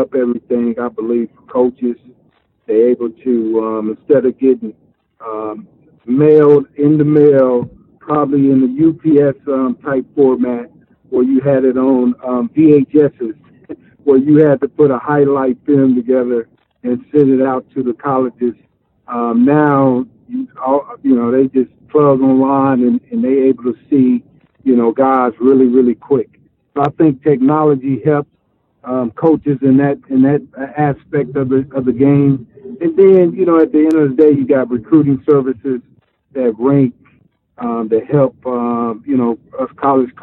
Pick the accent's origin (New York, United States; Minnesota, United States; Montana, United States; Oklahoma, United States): Oklahoma, United States; moved away as an adult; also born or lived in Nebraska; I was in the third grade and I'm from Oklahoma. So leaving Oklahoma and going to Nebraska